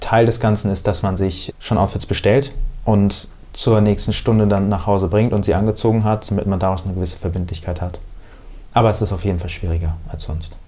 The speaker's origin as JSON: {"language": "German", "town": "Bad Homburg", "region": "Hesse", "country": "Germany", "tie": "born or raised there", "moved": "yes", "lives_now": "Hamburg, Germany", "said": "da, wo ich herkomme aus Bad Homburg"}